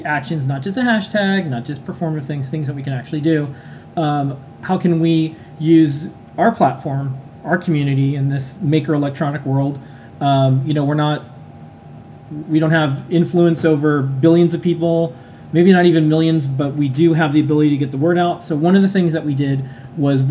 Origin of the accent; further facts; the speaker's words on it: United States; I'm American. Yeah. We're proud to be Americans